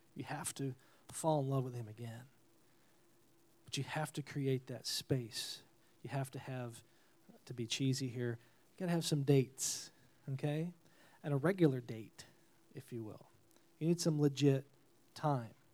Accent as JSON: {"language": "English", "region": "New York", "country": "United States", "moved": "yes", "said": "I'm from New York originally"}